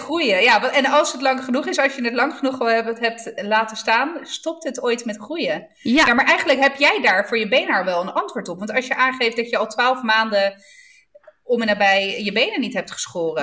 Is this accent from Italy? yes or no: yes; Southern Italy, Italy; Ik kom dan toch uit Zuid-Italië